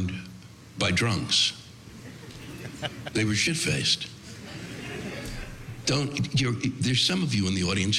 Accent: Washington, District of Columbia, United States; I was born and raised around Washington, D.C.

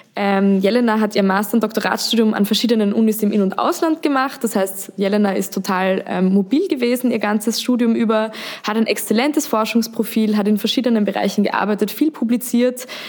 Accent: Austria; Wie man hört, bin ich aus Österreich.

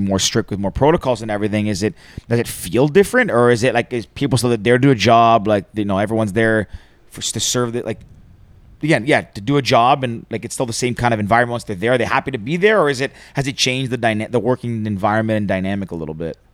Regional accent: Greece; I'm from Greece, which is like just below it

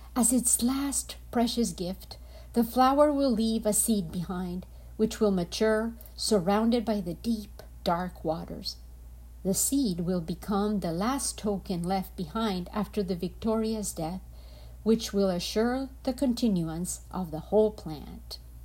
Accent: Colombia; I am from Colombia

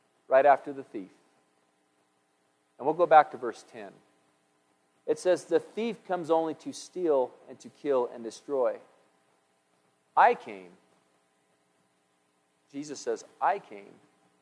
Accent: United States; I'm an American

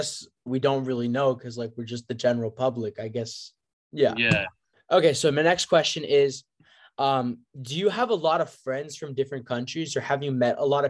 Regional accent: United States; as an American

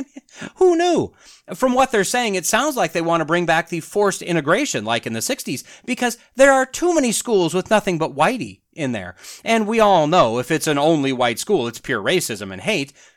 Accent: United States; being an American

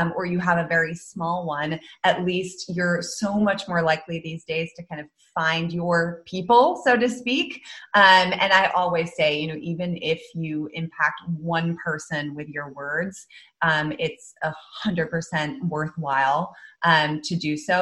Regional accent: Netherlands; moved away as an adult; also born or lived in London, United Kingdom / United States; I actually grew up in the Netherlands. I was born in London, moved to the Netherlands when I was 6 and grew up there, went to a Dutch school.

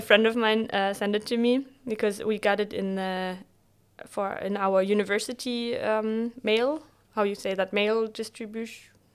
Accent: Bremen, Germany; moved away as an adult; also born or lived in Bielefeld / Jordan; originally I'm from Bremen

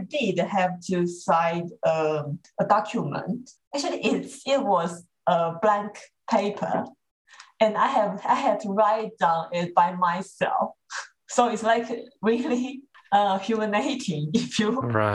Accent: Taipei, Taiwan; I was born in Taipei

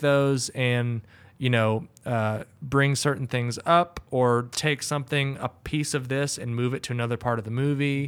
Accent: the South, United States; growing up in the South

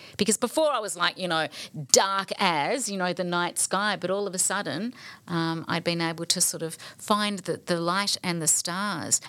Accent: Balwyn, Victoria, Australia; the Baldwin, um, upbringing that, that I was growing up

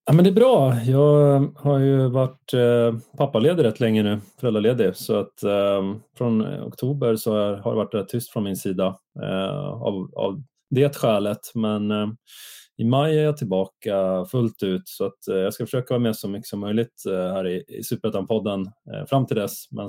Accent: Sundsvall, Västernorrland County, Sweden; jag kommer ju från Sundsvall

